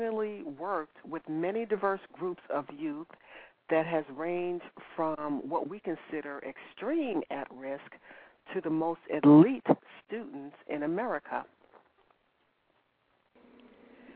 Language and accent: English; New York, United States; also born or lived in Brooklyn, New York; I was born and raised in New York.